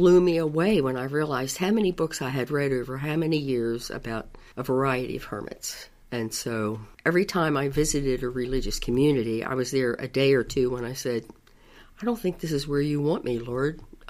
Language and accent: English; Baltimore County, Maryland, United States; I was born in Baltimore City, and about the age of 5, I moved to Baltimore County